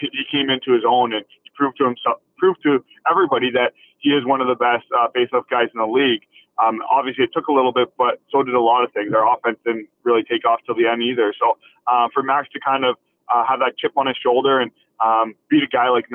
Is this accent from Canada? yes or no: yes; Canada; us being all Canadian